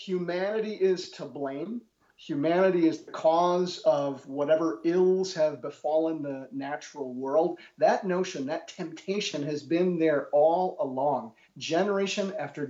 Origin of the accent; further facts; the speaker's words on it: Milwaukee, Wisconsin, United States; moved away as an adult; also born or lived in Germany; it's also my hometown. I'm a rare example of an academic who managed to get a job as a professor in his hometown